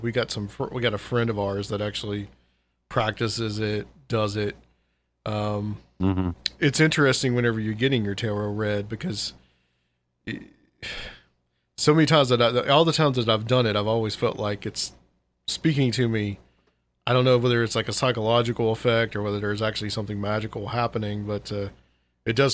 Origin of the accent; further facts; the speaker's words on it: Chattanooga, Tennessee, United States; now in Nashville, United States; I'm from Chattanooga originally, and moved here to Nashville quite a few years ago